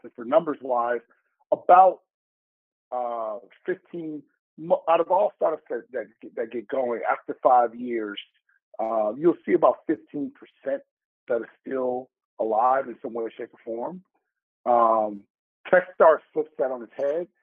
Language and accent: English; Chicago, Illinois, United States; moved away as an adult; also born or lived in Asia; now in New York, United States; I'm from the South Side of Chicago.